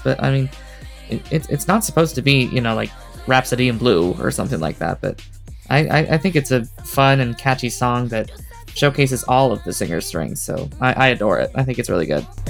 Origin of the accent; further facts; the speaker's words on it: Las Vegas, Nevada, United States; I am from Las Vegas, Nevada